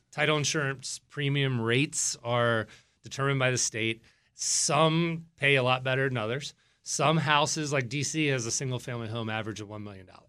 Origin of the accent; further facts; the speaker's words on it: Virginia Beach, Virginia, United States; now in Northern Virginia, United States; I'm from Virginia Beach, Virginia.